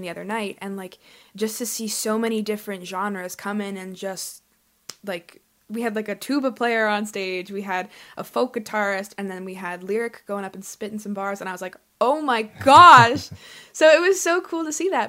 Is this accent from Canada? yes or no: yes; Calgary, Alberta, Canada; growing up in Calgary